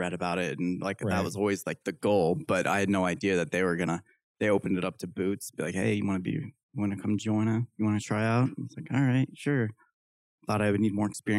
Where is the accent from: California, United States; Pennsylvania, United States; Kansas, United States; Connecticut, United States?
Kansas, United States; moved away as an adult; now in Utah, United States; go back to Kansas. Not right. Love my home state.